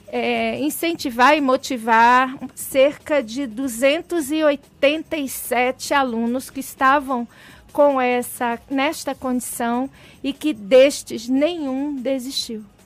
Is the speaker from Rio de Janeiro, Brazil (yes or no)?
yes; Baixada Fluminense, Rio de Janeiro, Brazil; born or raised there